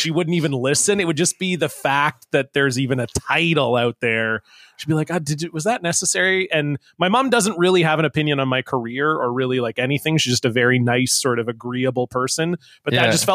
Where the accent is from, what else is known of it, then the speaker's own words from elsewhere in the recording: Ontario, Canada; I grew up in Ontario